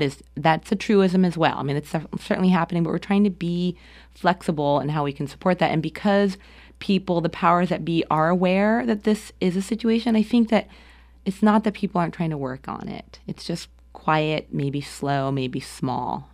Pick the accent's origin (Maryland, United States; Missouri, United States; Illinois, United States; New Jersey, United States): New Jersey, United States; moved away as an adult; now in Portland, United States; I grew up in New Jersey. I grew up, uh, a commuter town of New York City